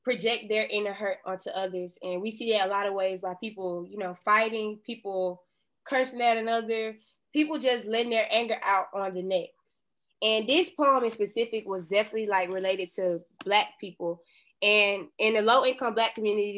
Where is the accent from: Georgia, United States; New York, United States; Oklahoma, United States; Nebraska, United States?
Georgia, United States; Atlanta; I was born and raised in Atlanta